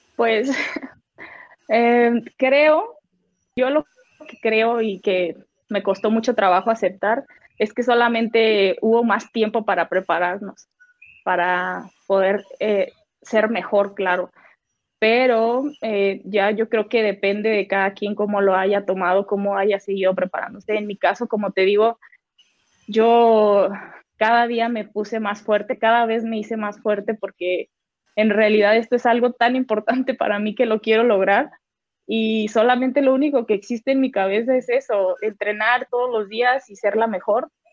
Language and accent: Spanish; Guadalajara, Jalisco, Mexico; now in Mexico City, Mexico; Yo soy de Guadalajara, Jalisco.